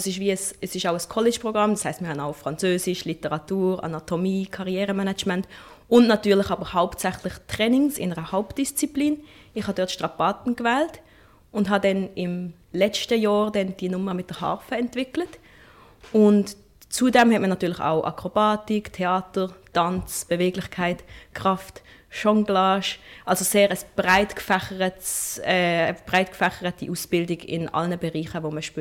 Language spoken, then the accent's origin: German; Basel, Basel-Stadt, Switzerland; born there; ist es besonders natürlich eine große Freude, dass das in Basel stattfindet, weil das ist die Stadt, wo ich geboren bin